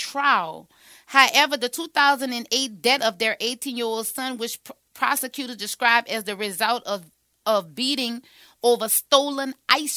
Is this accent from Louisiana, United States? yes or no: yes; St. John the Baptist Parish, Louisiana, United States; my hometown of St. John the Baptist Parish